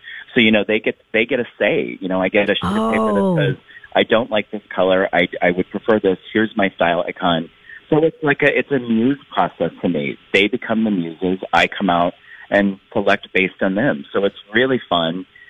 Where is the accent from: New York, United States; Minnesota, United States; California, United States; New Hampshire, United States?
Minnesota, United States; I'm from St. Paul to Minneapolis. I mean, I'm all over the Twin Cities.